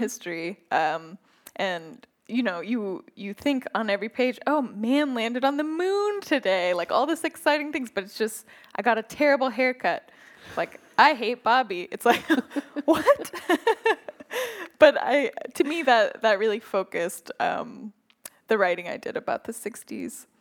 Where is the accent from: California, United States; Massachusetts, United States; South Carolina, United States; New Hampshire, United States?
California, United States; Northern; moved away; growing up in Northern California